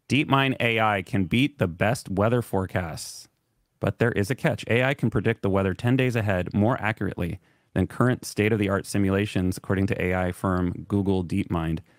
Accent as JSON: {"language": "English", "region": "California", "country": "United States", "said": "we're from California"}